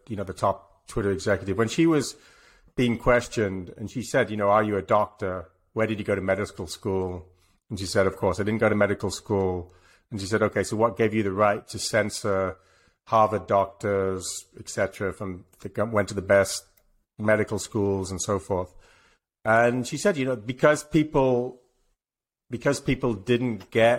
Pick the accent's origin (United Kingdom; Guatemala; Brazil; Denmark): United Kingdom; England; moved away; I'm English